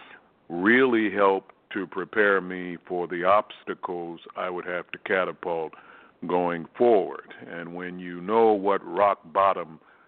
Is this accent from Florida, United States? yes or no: no; Baltimore, Maryland, United States; I grew up in Baltimore, Maryland